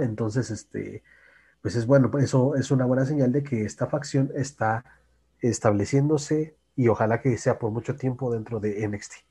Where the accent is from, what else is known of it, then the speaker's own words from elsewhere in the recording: Mexico; Como mexicano